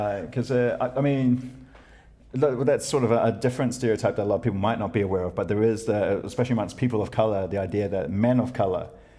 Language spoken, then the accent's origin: English; New Zealand; Yeah, I'm from New Zealand.